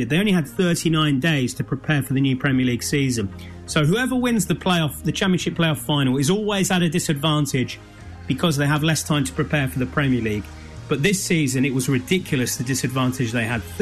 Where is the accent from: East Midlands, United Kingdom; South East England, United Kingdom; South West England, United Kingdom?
East Midlands, United Kingdom; Leicester; Leicester is my hometown. I used to go and support the club when I was a boy.